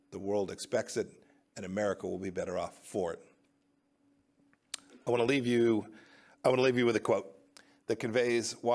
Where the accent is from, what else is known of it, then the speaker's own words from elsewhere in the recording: Kansas, United States; I'm from Kansas.